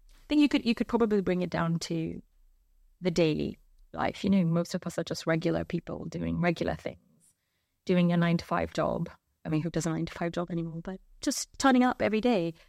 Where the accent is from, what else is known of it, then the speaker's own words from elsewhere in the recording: India; moved away; I grew up in India.